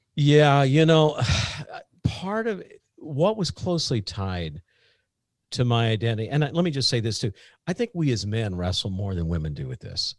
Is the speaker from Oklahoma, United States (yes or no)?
no; Southern Indiana, United States; I'm from Southern Indiana